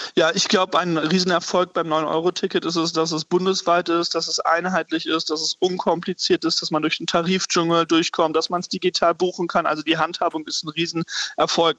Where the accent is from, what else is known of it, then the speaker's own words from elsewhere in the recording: North Rhine-Westphalia, Germany; in meinem Heimatbundesland Nordrhein-Westfalen